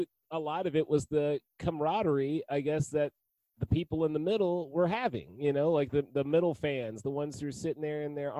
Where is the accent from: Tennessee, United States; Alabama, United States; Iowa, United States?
Tennessee, United States; Nashville; born or raised there